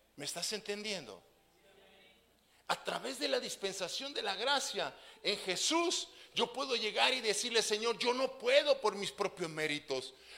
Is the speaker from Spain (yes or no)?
no; Mexico; nosotros como buenos mexicanos